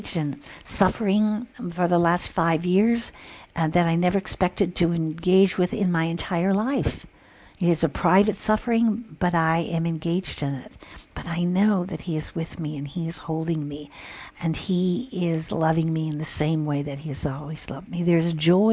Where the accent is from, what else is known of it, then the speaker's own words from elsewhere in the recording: Illinois, United States; I grew up in Illinois, where the Michigan Lake was right there